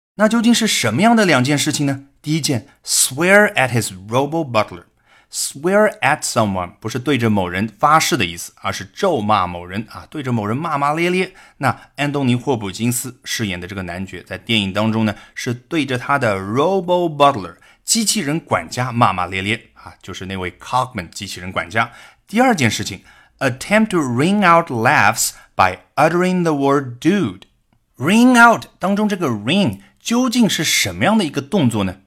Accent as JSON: {"language": "Chinese", "country": "China", "said": "我们中国人"}